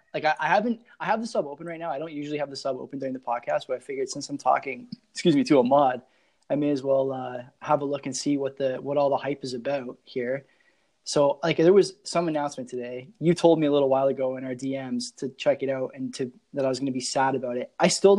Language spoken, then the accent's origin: English; Hamilton, Ontario, Canada; I'm from Hamilton.